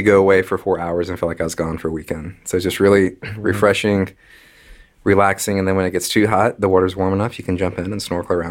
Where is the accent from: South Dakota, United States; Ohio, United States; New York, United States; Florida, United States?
Florida, United States; Jacksonville; accent: southern; grew up in Jacksonville.